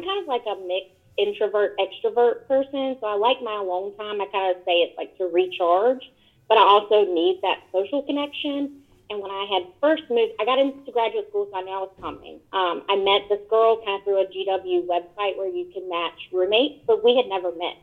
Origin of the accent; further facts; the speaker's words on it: Roanoke Rapids, North Carolina, United States; moved away as an adult; also born or lived in Greensboro, North Carolina; now in Washington, D.C., United States; I'm from a place in eastern North Carolina, it's called Roanoke Rapids